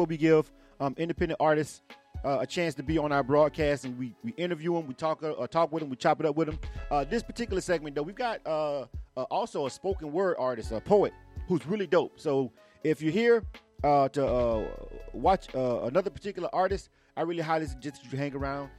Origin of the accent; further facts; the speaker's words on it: Panama City, Florida, United States; Panama City, Florida, the 850 is my hometown